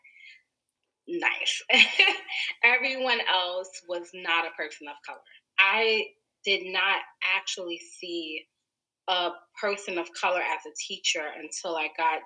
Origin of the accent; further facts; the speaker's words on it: New York City, New York, United States; also born or lived in Harlem, New York; I was born and raised in Brooklyn